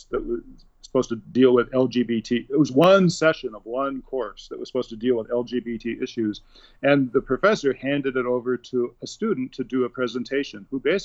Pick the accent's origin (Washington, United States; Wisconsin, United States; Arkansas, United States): Washington, United States; Seattle; moved away as an adult; also born or lived in New Haven, Connecticut / New York City; I grew up in Seattle